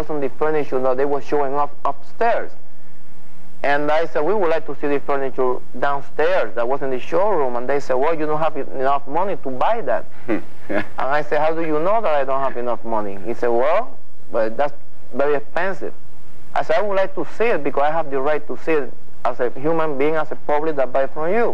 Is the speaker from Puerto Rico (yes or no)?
yes; Puerto Rico; English is a second language; moved away as an adult; I'm from Puerto Rico.